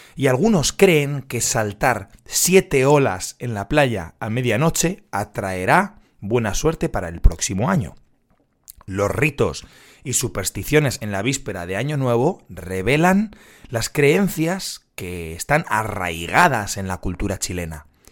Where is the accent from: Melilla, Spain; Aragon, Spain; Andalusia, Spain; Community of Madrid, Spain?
Community of Madrid, Spain; Madrid; yo soy de Madrid